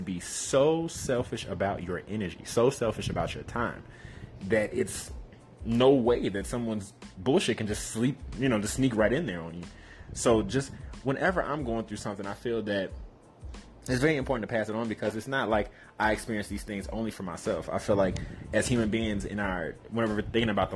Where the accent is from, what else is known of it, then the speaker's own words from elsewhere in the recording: Chicago, Illinois, United States; growing up in Chicago